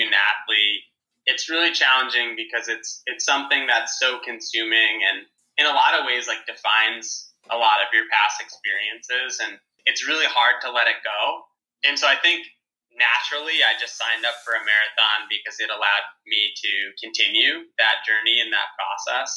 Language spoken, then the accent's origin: English; New York City, New York, United States; me being a New Yorker